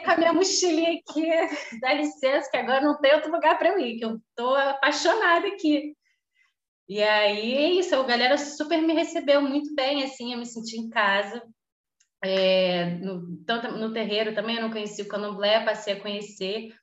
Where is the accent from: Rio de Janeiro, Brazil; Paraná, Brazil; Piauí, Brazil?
Rio de Janeiro, Brazil; Petrópolis; now in Rio de Janeiro, Brazil; eu nasci no Rio, mas cresci em Petrópolis